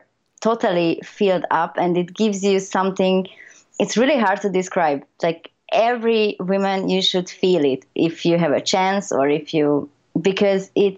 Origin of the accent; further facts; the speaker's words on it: Hungary; I'm originally from Hungary, 100%, as far as I know.